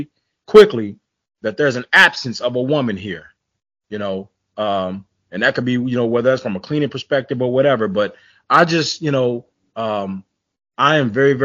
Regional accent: Tulsa, Oklahoma, United States; We grew up in a housing project in Tulsa, Oklahoma

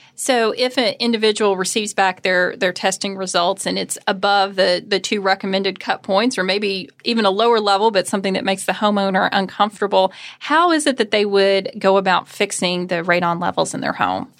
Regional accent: Kentucky, United States; growing up in Kentucky

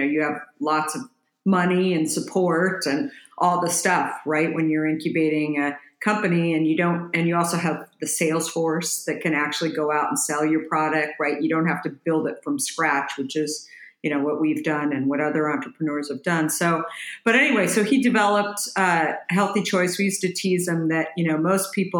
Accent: Scottsdale, Arizona, United States; moved away as an adult; also born or lived in Minneapolis, Minnesota / New York / San Francisco; I grew up in Arizona, actually ended up moving there when I was a little girl. My dad, we moved from Minneapolis

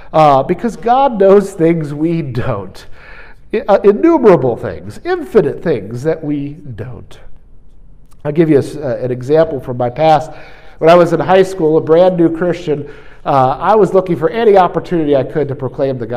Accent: New York, United States; I'm from New York

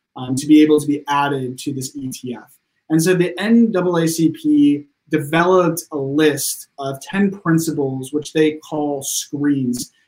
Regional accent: Sacramento, California, United States; now in Los Angeles, United States; I was born and raised in Sacramento, California

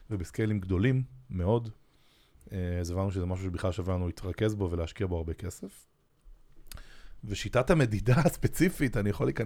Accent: Israel; פרסום בטלוויזיה זה משהו שאנחנו כישראלים קצת אה, בבליינד ספוט עליו.

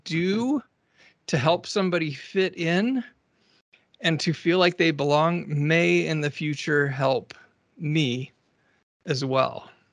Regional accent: Alaska, United States; I grew up in Alaska

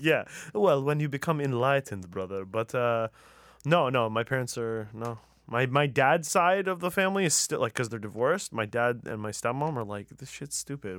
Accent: Tehran, Tehran Province, Iran; moved away; I'm from Tehran

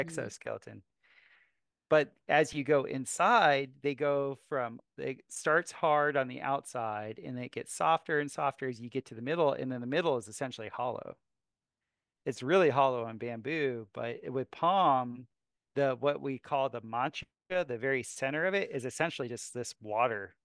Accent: South Florida, United States; also born or lived in Costa Rica / Asia; now in Missouri, United States; I grew up in South Florida

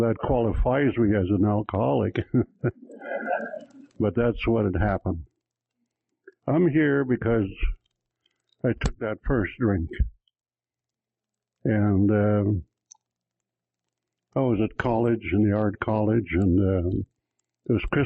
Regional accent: Cold Lake, Alberta, Canada; I'm from Cold Lake, Alberta

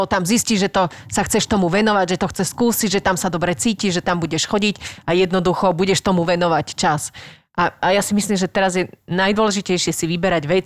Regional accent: Bernolákovo, Bratislava Region, Slovakia; Prvé bolo u nás v Bernolákové na Slovensku, ale veľa našich známych chodilo hrávať aj do Dunakility

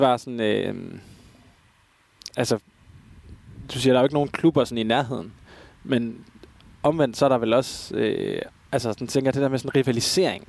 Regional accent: Aarhus, Central Denmark Region, Denmark; Jeg kommer jo fra Aarhus

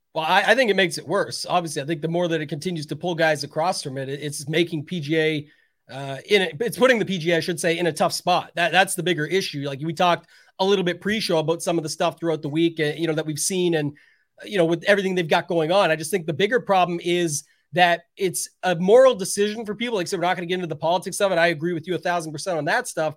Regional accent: Canada; I am Canadian

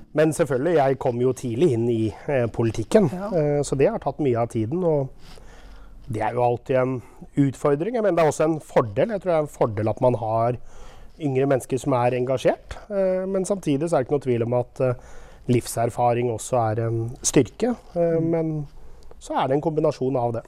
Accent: Våler, Østfold, Norway; also born or lived in Sarpsborg / Rygge / Moss / Oslo; now in Jeløya, Norway; født i Sarpsborg, eh, oppvokst i Våler

